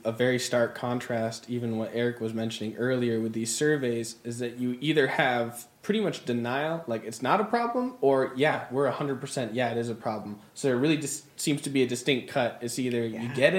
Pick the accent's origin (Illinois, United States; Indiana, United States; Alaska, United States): Alaska, United States; Soldotna; I've grown up in, you know, I was born in Saldana, I've been Alaskan my whole life.